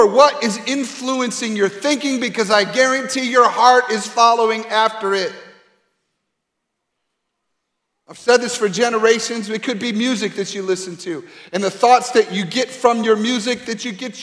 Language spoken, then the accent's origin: English; Grand Rapids, Michigan, United States; moved away; my hometown in Grand Rapids, Michigan